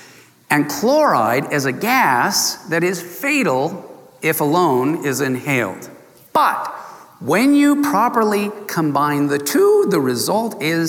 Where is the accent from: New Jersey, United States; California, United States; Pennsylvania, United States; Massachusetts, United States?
California, United States; San Diego; I grew up in Southern California in San Diego, too close to the border of Mexico and all that good food.